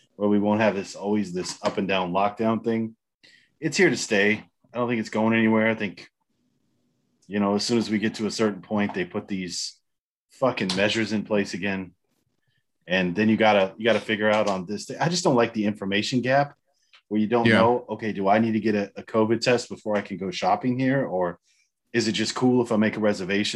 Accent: United States; now in Germany; since we're both American

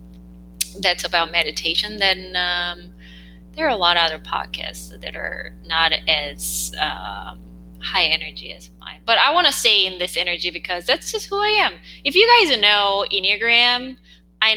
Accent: South Korea; English is a second language; English is not my first language

